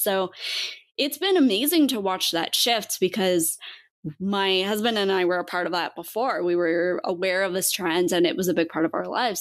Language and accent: English; Montana, United States; I grew up in Montana and grew up in the outdoors.